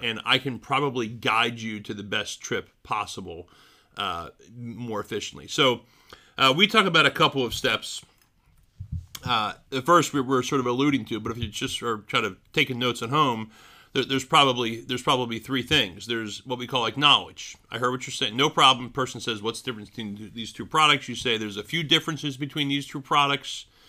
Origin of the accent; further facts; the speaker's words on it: Philadelphia, Pennsylvania, United States; moved away; my hometown, City of Brotherly Love